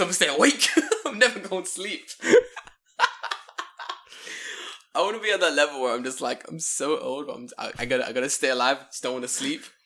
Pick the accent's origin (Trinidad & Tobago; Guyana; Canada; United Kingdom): United Kingdom; England; moved away as an adult; now in Japan; I'm English